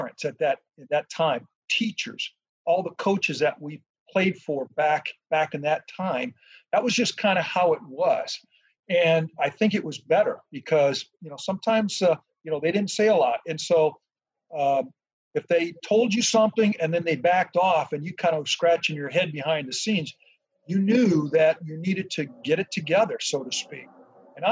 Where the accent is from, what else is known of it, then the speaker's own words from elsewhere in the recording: San Diego, California, United States; also born or lived in Detroit; I'm from San Diego